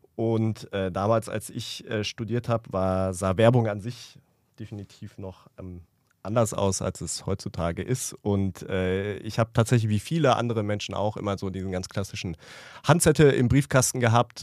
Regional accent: Ruhr area, North Rhine-Westphalia, Germany; ich komme aus dem Ruhrgebiet

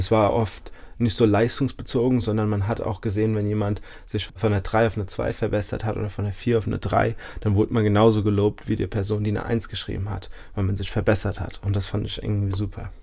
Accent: Mainz, Rhineland-Palatinate, Germany; also born or lived in Nackenheim / Dubai; ich bin in Mainz geboren, ich bin hier aufgewachsen, habe zwischendrin mal in Dubai gewohnt

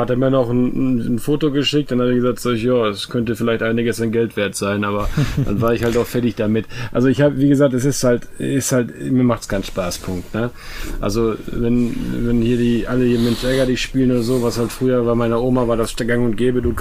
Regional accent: West Germany, Germany; Nein, ich, ich komme ich komm aus Westdeutschland.

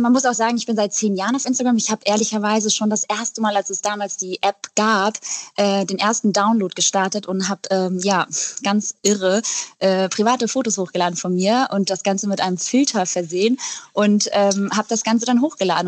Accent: Eckernförde, Schleswig-Holstein, Germany; now in Hamburg, Germany; Ich komme nämlich eigentlich aus Eckernförde

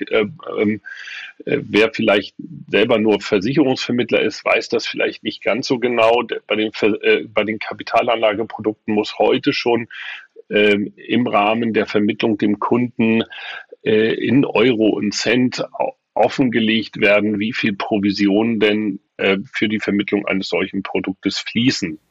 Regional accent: Hamburg, Germany; now in Rostock, Germany; in meiner Geburtsstadt. Die Heimatstadt ist ja inzwischen Rostock und die Geburtsstadt aber immer noch äh, Hamburg

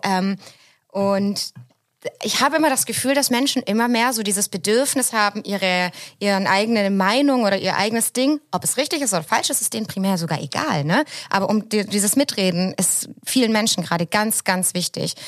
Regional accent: Southern Germany, Germany; now in Hamburg, Germany; so als süddeutsche Kartoffel wie ich

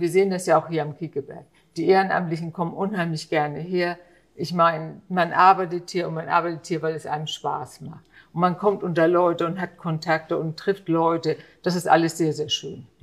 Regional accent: Hamburg, Germany; Ich bin in Heimfeld aufgewachsen, wir sind früher mit der Schule hierher gegangen

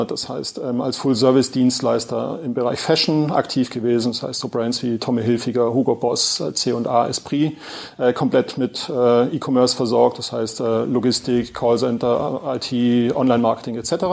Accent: Swabia, Germany; accent: Swabian; Und wie man, glaube ich, hört, ähm, bin Schwabe, versuche Hochdeutsch zu sprechen

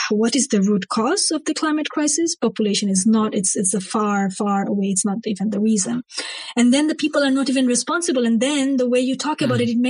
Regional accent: Bangladesh; I grew up in Bangladesh and I was involved with politics from a very early age.

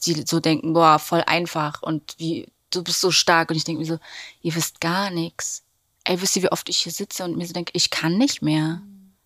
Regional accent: Berlin, Germany; wir sind aus Berlin

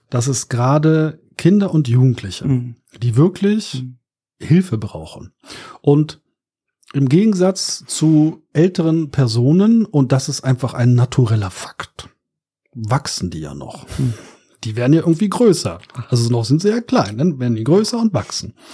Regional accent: Berlin, Germany; Ich komme aus Berlin, ne? Aus Neukölln

